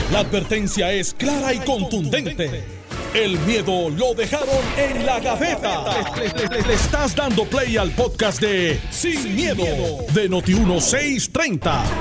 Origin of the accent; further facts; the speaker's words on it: Guaynabo, Puerto Rico; De donde yo soy en Guaynabo